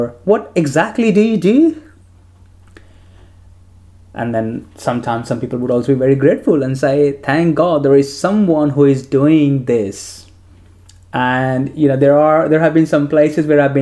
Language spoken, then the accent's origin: English; India; moved away; I grew up in India